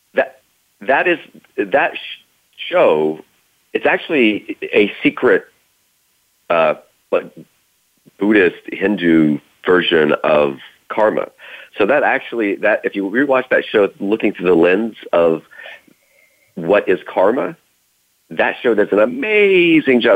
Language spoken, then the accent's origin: English; Idaho, United States; I was born in Idaho, 1975